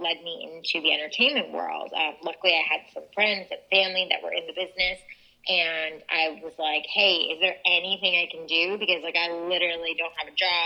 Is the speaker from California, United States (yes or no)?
no; New York, United States; I'm originally from New York